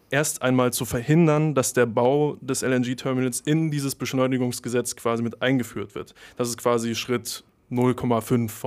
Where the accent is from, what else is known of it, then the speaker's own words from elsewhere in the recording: Rügen, Mecklenburg-Vorpommern, Germany; wenn man dort vor Ort ist und man dort aufgewachsen ist und eben weiß, okay, das ist meine Heimat